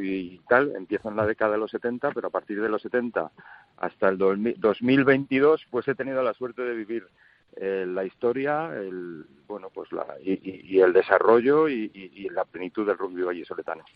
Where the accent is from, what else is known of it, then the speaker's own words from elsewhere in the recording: Valladolid, Castile and León, Spain; Empecé toda mi carrera en el Lourdes, yo soy un, niño de Lourdes de toda la vida, del colegio de los hermanos de la Salle, del Paseo de Zorrilla